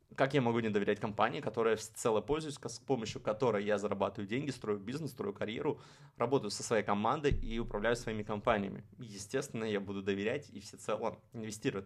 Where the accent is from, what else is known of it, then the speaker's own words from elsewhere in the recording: Saint Petersburg, Russia; я, можно сказать, из Петербурга, потому что в Петербурге прошла моя, ну не то что детство, а вот именно подростковый период становления личностью